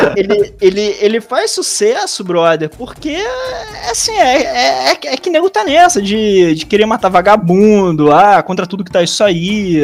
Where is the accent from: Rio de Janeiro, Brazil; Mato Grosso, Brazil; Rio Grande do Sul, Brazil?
Rio de Janeiro, Brazil; also born or lived in Bananal, São Paulo; minha, minha família tinha fazenda lá, eu nasci lá, mas eu sou do Rio mesmo